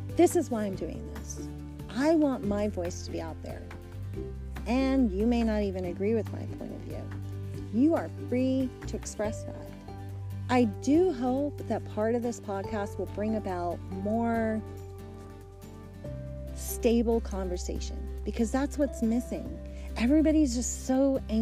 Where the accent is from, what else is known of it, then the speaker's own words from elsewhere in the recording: United States; we're all American citizens. We all live in this country